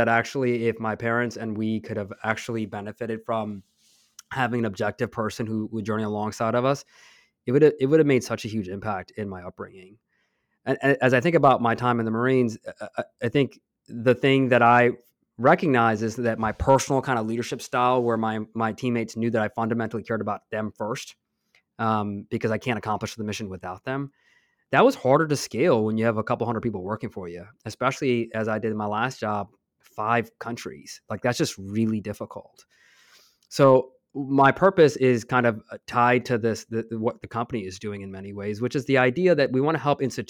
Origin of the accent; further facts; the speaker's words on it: East Coast, United States; I grew up on the East Coast, and my parents came here when I was 5, and I grew up in a blue-collar family.